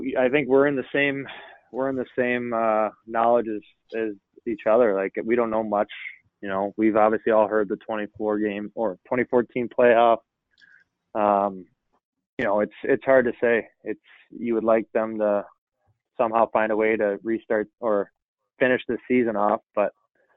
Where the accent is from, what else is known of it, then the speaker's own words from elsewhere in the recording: Chicago, Illinois, United States; I grew up in Chicago